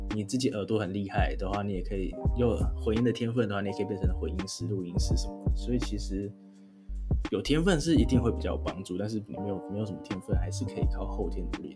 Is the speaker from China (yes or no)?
no; Taiwan; moved away; 我身为一个台湾人，我不会讲韩文